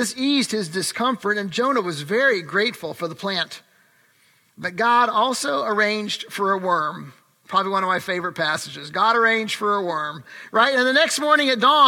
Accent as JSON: {"language": "English", "town": "Urbana", "region": "Illinois", "country": "United States", "tie": "born or raised there", "said": "my youth group growing up in Urbana, Illinois"}